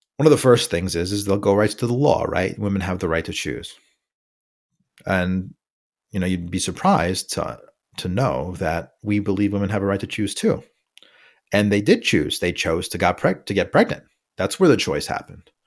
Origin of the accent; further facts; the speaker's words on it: New York City, New York, United States; moved away; also born or lived in California; I'm from New York City, I've lived in California for a couple of years